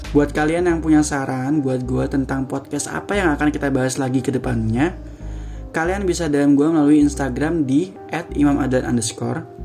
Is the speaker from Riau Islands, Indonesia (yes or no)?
yes; Batam, Riau Islands, Indonesia; born there; now in Semarang, Indonesia; Gue kelahiran Batam tahun 2001 Berarti saat gue buat podcast ini Gue berumur 19 tahun Saatnya gue kuliah di salah satu perguruan tinggi di Jawa Tengah Yaitu tepatnya di kota Semarang